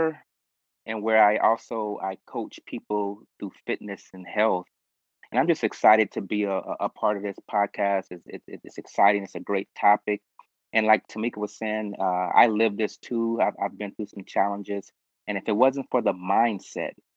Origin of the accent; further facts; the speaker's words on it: Los Angeles, California, United States; I was basically born and raised in South Central.